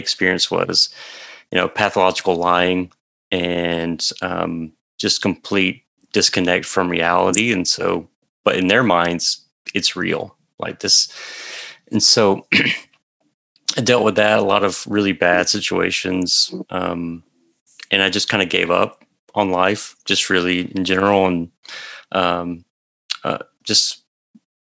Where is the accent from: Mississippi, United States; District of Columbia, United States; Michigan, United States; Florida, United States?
Mississippi, United States; I grew up in a small town in Mississippi, so very central part of the state.